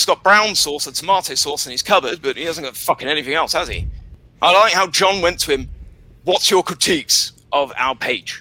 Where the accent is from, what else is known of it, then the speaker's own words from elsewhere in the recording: England, United Kingdom; also born or lived in Kent, England; I'm just English